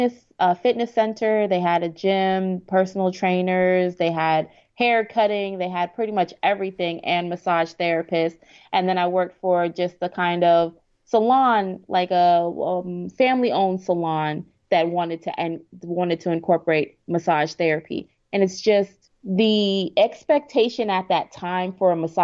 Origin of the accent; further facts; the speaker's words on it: New York, United States; also born or lived in Maryland / Virginia; now in Houston, United States; I'm originally from New York.